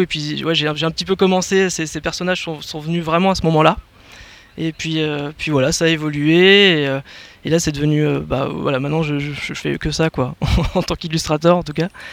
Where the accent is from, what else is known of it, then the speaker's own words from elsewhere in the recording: Paris, Île-de-France, France; also born or lived in Berry (family origin, holidays); now in Touraine, France; je, suis, je, suis, né en région parisienne et j'ai grandi euh, à Paris